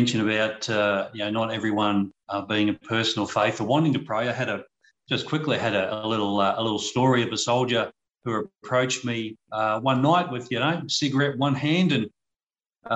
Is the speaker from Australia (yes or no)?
yes; Australia; as an Australian public